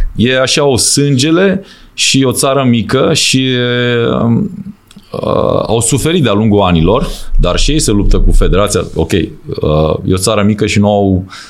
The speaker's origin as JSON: {"language": "Romanian", "country": "Romania", "also_born_or_lived": "Austria / Germany", "moved": "as an adult", "said": "ca român să prinzi locuri bune ca antrenor"}